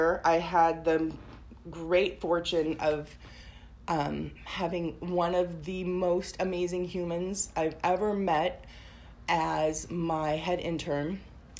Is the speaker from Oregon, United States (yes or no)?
yes; Portland, Oregon, United States; also born or lived in Tigard; I grew up in Portland, but then I moved to the suburbs.